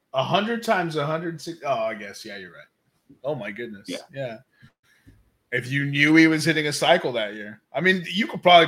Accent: Milwaukee, Wisconsin, United States; I'm from Milwaukee.

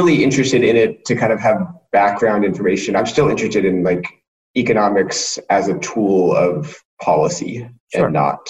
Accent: Colorado, United States; I grew up in Colorado and skied on the national team for 9 years

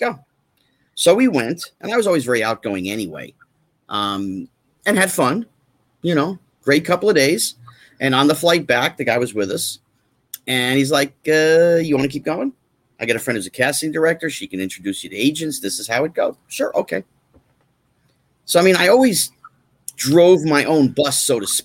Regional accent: New Jersey, United States; moved away as an adult; also born or lived in California; I grew up in New Jersey, so I was one of the New York kids, and I didn't go to California until after high school

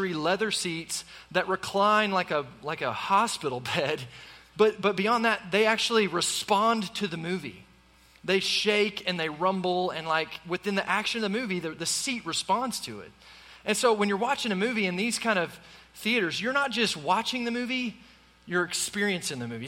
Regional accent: Tulsa, Oklahoma, United States; I grew up in Tulsa, Oklahoma

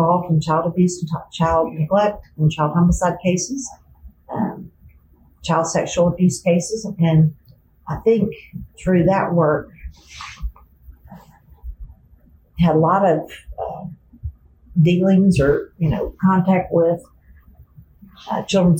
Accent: Birmingham, Alabama, United States; moved away as an adult; also born or lived in Tuscaloosa; now in Tennessee, United States; I grew up in Birmingham in Bluff Park, now known as Hoover, right on top of Chase Mountain

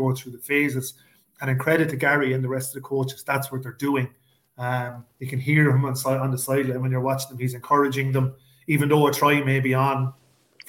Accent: Ireland; We're Irish

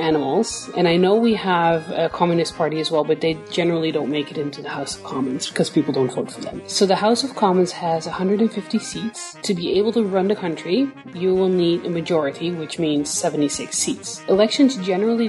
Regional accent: Netherlands; I'm from the Netherlands

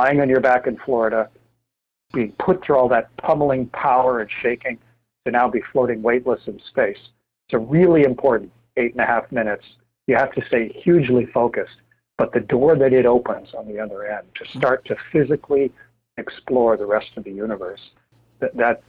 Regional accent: Canada; having served as a NASA astronaut for 21 years as a Canadian

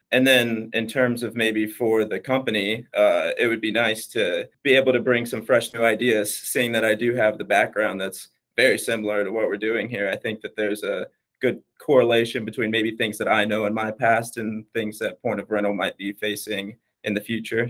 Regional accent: Wilmington, North Carolina, United States; moved away as an adult; now in Dallas, United States; I am actually from Wilmington, North Carolina

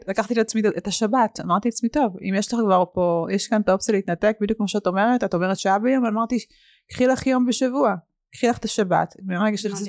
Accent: Haifa, Haifa District, Israel; כשהייתי ילדה, היה לנו באמת הכל. היה רכבים מפוארים, והיינו ברמת חיים מאוד, אה, גבוהה, ולאבא הייתה את המסעדה הכי מצליחה בחיפה

